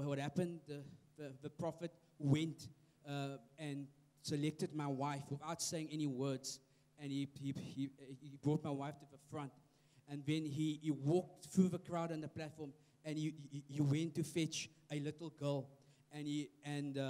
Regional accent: Cape Town, Western Cape, South Africa; I'm from Cape Town.

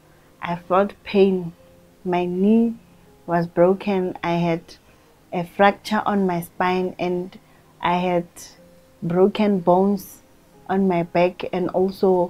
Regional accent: Rustenburg, North West, South Africa; now in Soshanguve, South Africa; I'm from Rustenburg originally, and I'm currently staying in Soshanguve.

